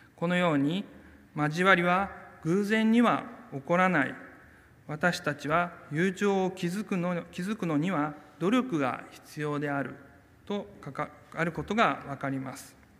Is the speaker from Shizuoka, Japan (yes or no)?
no; Kyoto, Japan; also born or lived in Hakodate, Hokkaido; 私の生まれは北海道の函館ですが、え4歳の時に京都に引っ越ししまして小さい頃からずっと京都教会に通っていました